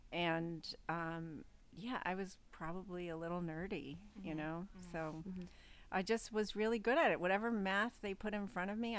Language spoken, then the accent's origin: English; Liverpool, New York, United States; In Liverpool, New York.